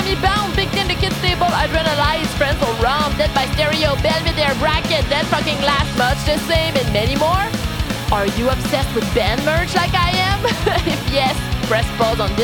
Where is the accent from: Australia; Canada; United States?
Canada; Quebec City, Quebec; I'm from Quebec City, Canada